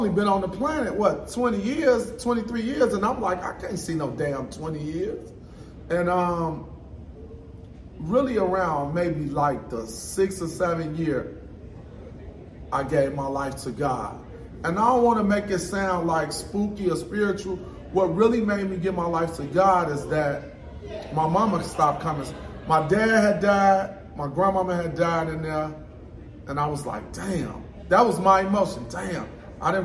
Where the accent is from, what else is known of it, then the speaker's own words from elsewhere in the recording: Chicago, Illinois, United States; I'm from Chicago, Illinois